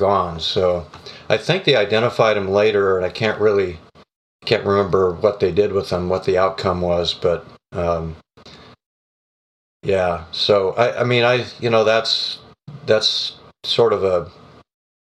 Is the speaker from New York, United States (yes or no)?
no; Renton, Washington, United States; We grew up in the Renton Highlands, which is just south and east of Seattle